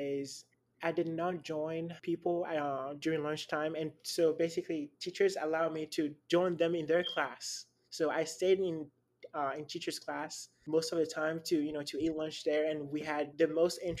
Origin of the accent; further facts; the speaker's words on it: Lomé, Maritime, Togo; now in Dallas, United States; born in Lomé, Togo, which is northwest of Africa.